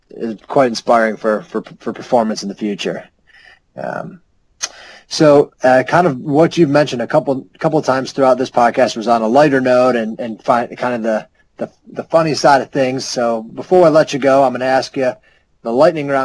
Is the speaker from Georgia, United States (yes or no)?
no; Buffalo, New York, United States; I'm from Buffalo